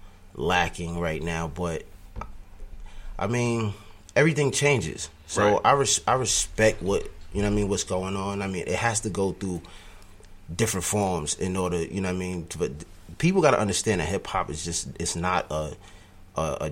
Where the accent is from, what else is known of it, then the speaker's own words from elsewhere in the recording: New York, United States; I was another cat from New York